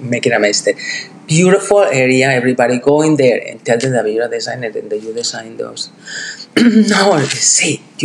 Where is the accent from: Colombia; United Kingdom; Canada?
Colombia; Medellín, Antioquia; now in New York City, United States; I'm from Colombia.